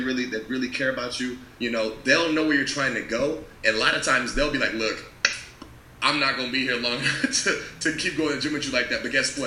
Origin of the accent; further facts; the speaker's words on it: California, United States; moved away; also born or lived in Washington; I'm from California